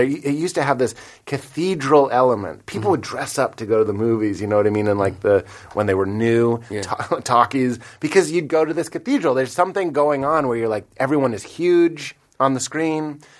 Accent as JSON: {"language": "English", "town": "Boston", "region": "Massachusetts", "country": "United States", "said": "I will say I'm from Boston"}